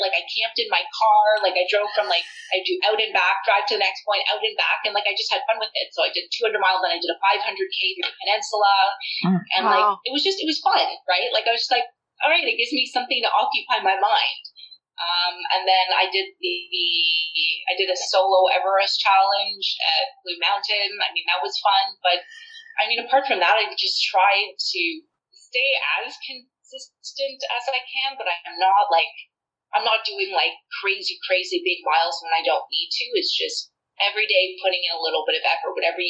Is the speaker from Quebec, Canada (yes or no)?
no; Toronto, Ontario, Canada